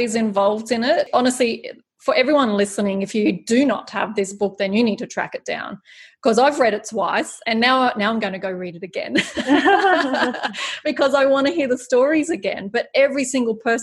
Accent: near Australia Zoo, Queensland, Australia; I grew up just near Australia Zoo

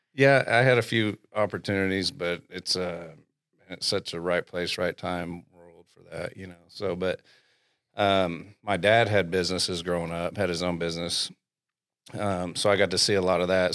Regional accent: Glenpool, Oklahoma, United States; also born or lived in Southern Illinois; I'm from Glenpool. I graduated from Glenpool.

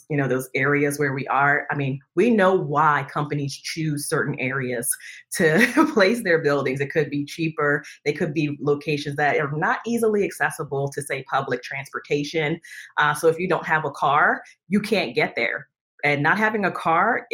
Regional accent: New Jersey, United States; now in Northern Virginia, United States; I hail from New Jersey, but I now live in Northern Virginia outside of Washington, D.C.

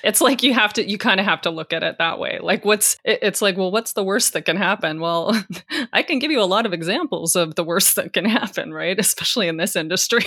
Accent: Canada; as a Canadian

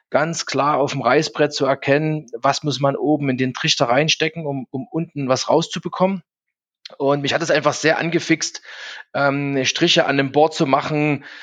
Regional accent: Zwickau, Saxony, Germany; born there; now in Munich, Germany; ich bin 46, ähm, wohne jetzt in München, bin geboren in Zwickau in Sachsen.

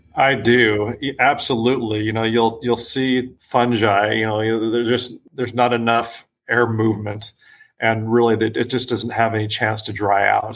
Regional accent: Las Vegas, Nevada, United States; also born or lived in San Diego, California; I'm originally from San Diego. However, my family moved to Las Vegas when I was six years old

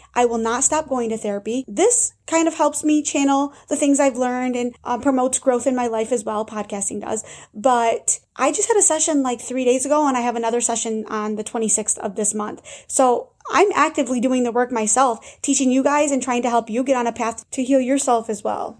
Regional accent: Chautauqua County, New York, United States; my hometown of Chautauqua County

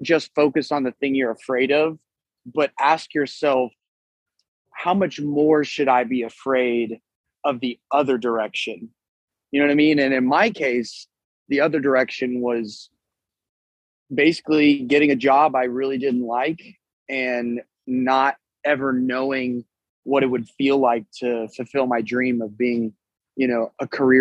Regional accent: San Antonio, Texas, United States; also born or lived in Louisiana; we're out of San Antonio, Texas

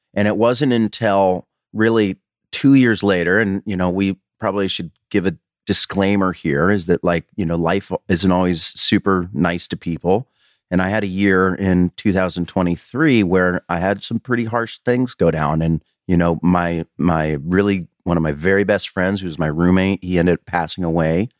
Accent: Colorado, United States; moved away as an adult; also born or lived in Washington; I was actually twenty-three when I actually kind of moved out, I, uh, you know, out of Colorado anyways, out of my hometown

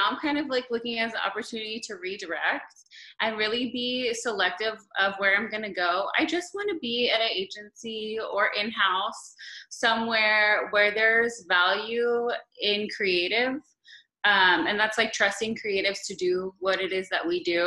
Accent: Los Angeles, California, United States; moved away as an adult; now in Miami, United States; I'm originally from Los Angeles, but I've been in Miami for the last going on 8 years

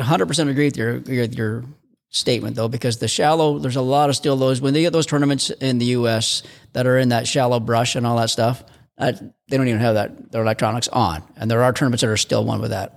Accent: Canada; as a Canadian

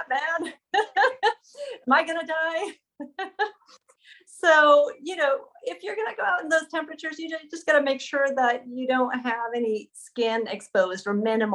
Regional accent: Sweden; moved away as an adult; also born or lived in Montana; now in United States; I grew up in Sweden.

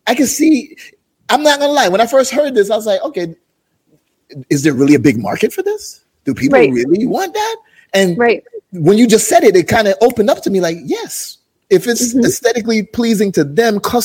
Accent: Jamaica; I'm from Jamaica

